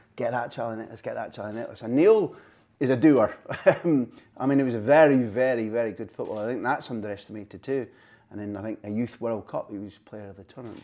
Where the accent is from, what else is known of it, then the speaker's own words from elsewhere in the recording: Scot, Scotland, United Kingdom; as a Scot